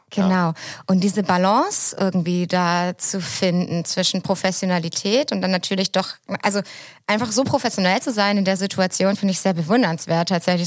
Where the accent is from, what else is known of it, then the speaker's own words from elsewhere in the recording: Southern Germany, Germany; now in Hamburg, Germany; so als süddeutsche Kartoffel wie ich